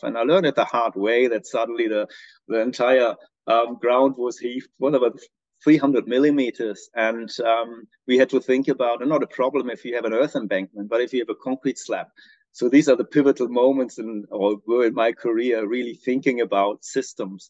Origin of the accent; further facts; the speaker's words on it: Braunschweig, Lower Saxony, Germany; moved away as an adult; also born or lived in Australia; now in New Zealand; I'm originally from Germany. Um, grew up in a in a um, little city called Braunschweig in the northwestern part uh, of Germany.